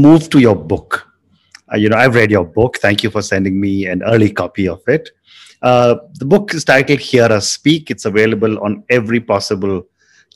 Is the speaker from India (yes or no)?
yes; India; I come from India